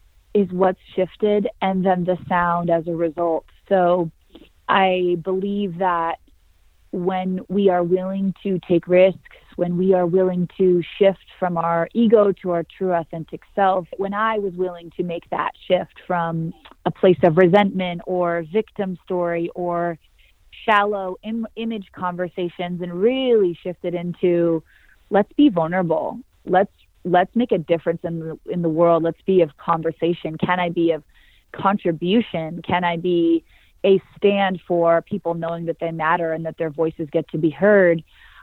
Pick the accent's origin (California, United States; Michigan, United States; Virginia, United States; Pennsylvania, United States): California, United States; Santa Cruz; Yeah, my grandma would say that I came out of the womb wailing. I was a excited, powerful, passionate little girl, mm-hmm. fearless, surfing big waves growing up with my pops.